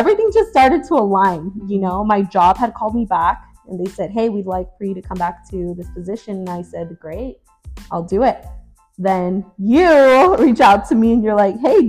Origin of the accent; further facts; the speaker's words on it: Orange County, California, United States; moved away as an adult; now in Arizona, United States; So I was born and raised in California, Orange County